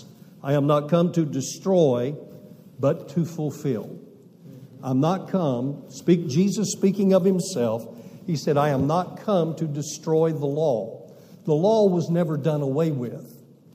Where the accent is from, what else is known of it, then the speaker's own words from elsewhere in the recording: Amarillo, Texas, United States; accent: southern; moved away as an adult; also born or lived in Massachusetts; We weren't from the north. We're from Amarillo, Texas. So we never lost our southern accent.